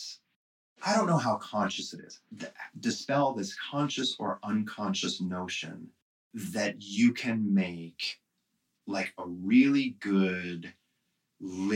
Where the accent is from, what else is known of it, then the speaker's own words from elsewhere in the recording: Midwest, United States; I'm from the Midwest.